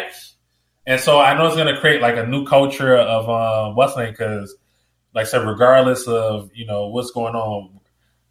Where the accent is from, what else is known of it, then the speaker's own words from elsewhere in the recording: Chicago, Illinois, United States; I'm from Chicago. I'm from the south side of Chicago, so that's like the street I grew up on